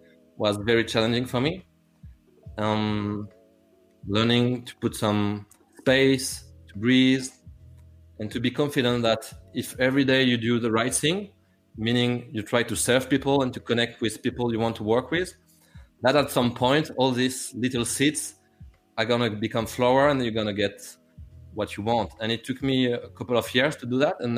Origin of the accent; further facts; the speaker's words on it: France; English is a second language; I'm not English, I'm French.